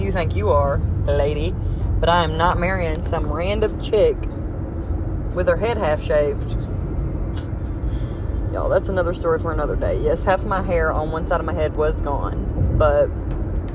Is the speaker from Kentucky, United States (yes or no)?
yes; Kentucky, United States; I'm from Kentucky.